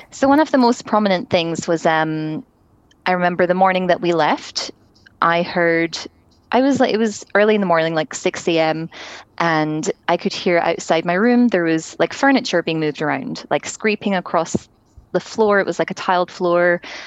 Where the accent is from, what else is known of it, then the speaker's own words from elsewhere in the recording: Scotland, United Kingdom; now in Toronto, Canada; I grew up in Scotland